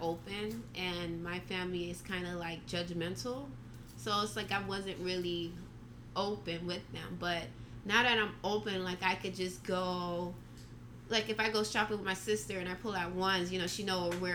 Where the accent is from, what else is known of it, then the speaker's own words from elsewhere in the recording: Miami Gardens, Florida, United States; also born or lived in Canada; I came here when I was 9